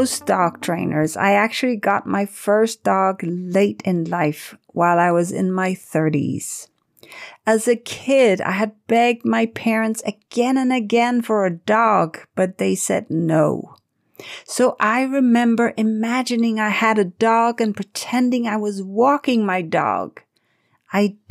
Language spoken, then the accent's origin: English; Denmark; moved away; This was in my home country of Denmark, where it's absolutely normal for kids to walk themselves or ride a bike to school